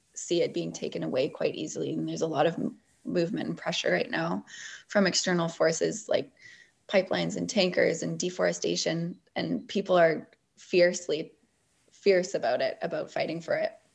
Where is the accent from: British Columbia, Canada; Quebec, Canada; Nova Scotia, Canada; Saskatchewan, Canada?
British Columbia, Canada; Bowen Island; growing up on Bowen, too, you just develop this great appreciation for being outside and on the West Coast